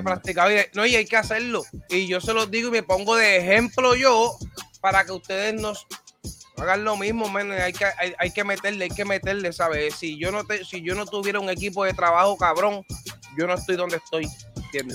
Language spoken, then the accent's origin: Spanish; Puerto Rico; Soy de Puerto Rico